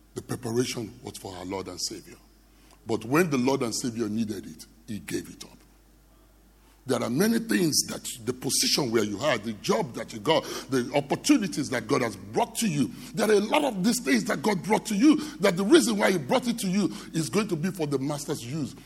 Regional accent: Nigeria; I'm from Nigeria.

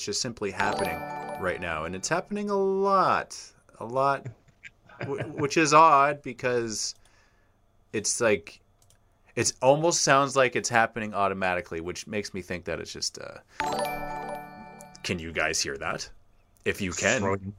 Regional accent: Canada; being a Canadian

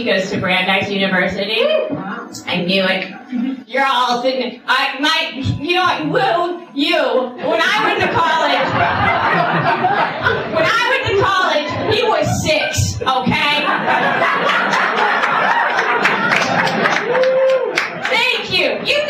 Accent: the Catskills, New York, United States; I'm from New York originally. I'm from the Catskills. No, I grew up down the road from where the Woodstock concert was

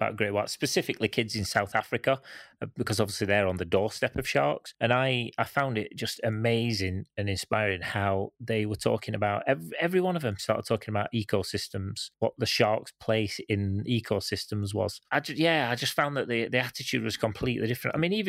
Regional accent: Canada; I grew up in Canada

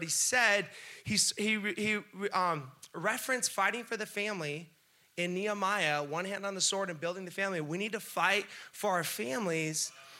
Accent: Carlsbad, California, United States; I've been in Carlsbad my whole life.

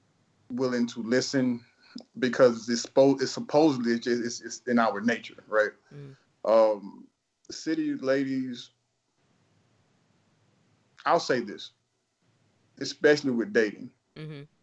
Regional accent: the South, United States; accent: Southern; me being from the South, sometimes I don't understand that I'm from the South, meaning I'll speak to somebody and they'll say, you have an accent.

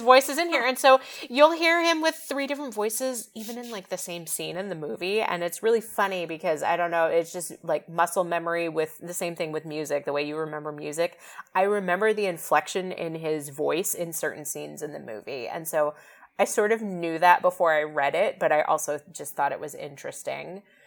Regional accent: West Coast, United States; I grew up on the West Coast

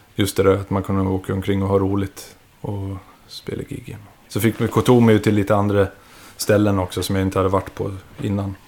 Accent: Visby, Gotland, Sweden; vi var från Gotland, från Visby och startade där nere

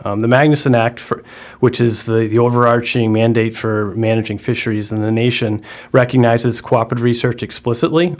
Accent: Martha's Vineyard, Massachusetts, United States; I grew up in Martha's Vineyard

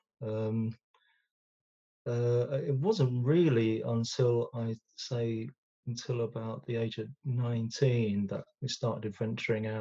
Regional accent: London, United Kingdom; I'm a West Londoner. I'm from Ealing.

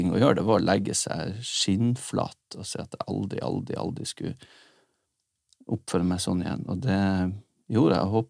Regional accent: Nordland, Norway; Vi er begge nordlendinger.

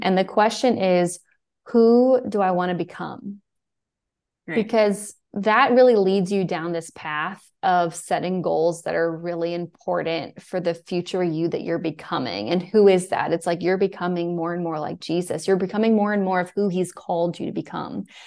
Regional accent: Fairhope, Alabama, United States; also born or lived in New York; I'm from Alabama. I'm actually from Fairhope

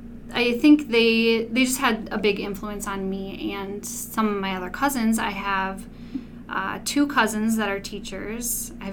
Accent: Mankato, Minnesota, United States; I was born and raised right here in Mankato.

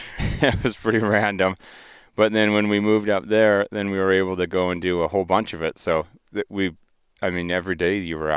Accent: Vanderhoof, British Columbia, Canada; Vanderhoof, BC, geographical center of British Columbia.

